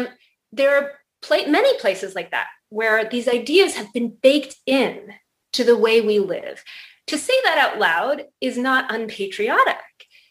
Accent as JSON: {"language": "English", "region": "Colorado", "country": "United States", "tie": "born there", "said": "I was born in Colorado, but my parents were divorced when I was 9 months old and I was raised by my mom and she kind of couldn't sit still."}